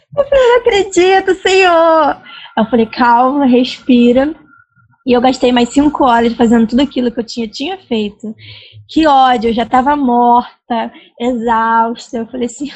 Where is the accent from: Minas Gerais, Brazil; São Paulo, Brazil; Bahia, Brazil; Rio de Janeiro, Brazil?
Rio de Janeiro, Brazil; eu sou do Rio, mas eu não moro perto do centro